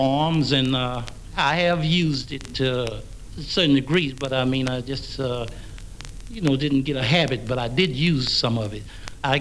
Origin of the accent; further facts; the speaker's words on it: the South, United States; moved away; I came from the South and I know how to say yes, sir, no, sir